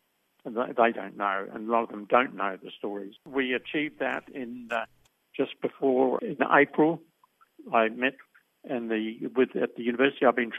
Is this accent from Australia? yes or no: yes; Australia; my feeling of being an Australian, a proud Australian